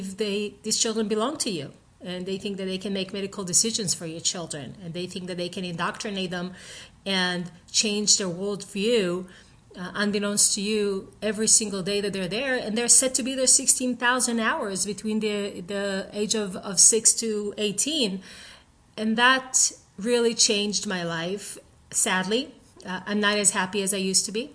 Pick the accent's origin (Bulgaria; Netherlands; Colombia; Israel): Israel; now in United States; I grew up in Israel with the American dream sewed in my heart since a very young age